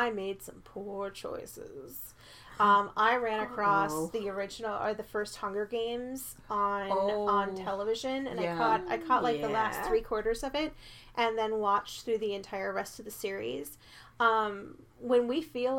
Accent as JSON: {"language": "English", "region": "Minnesota", "country": "United States", "accent": "Minnesotan", "moved": "yes", "said": "I'm from Minnesota, and I just sounded Minnesotan."}